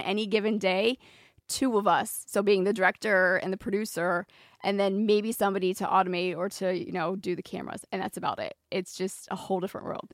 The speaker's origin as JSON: {"language": "English", "region": "Maryland", "country": "United States", "tie": "born or raised there", "moved": "yes", "said": "I grew up on the East Coast in Maryland."}